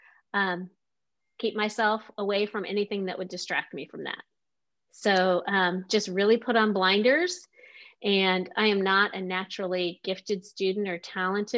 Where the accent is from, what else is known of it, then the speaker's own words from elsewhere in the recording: Omaha, Nebraska, United States; now in Kansas City, United States; I grew up in Omaha, Nebraska